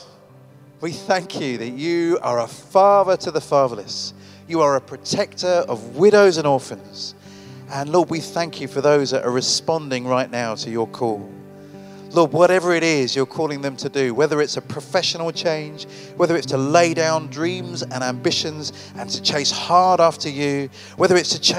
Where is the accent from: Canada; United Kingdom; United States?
United Kingdom; I'm a Brit.